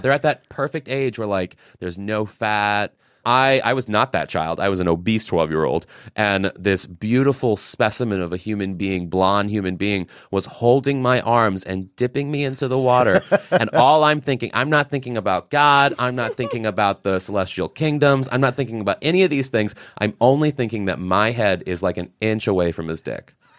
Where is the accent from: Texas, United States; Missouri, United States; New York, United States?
Missouri, United States; I'm from Missouri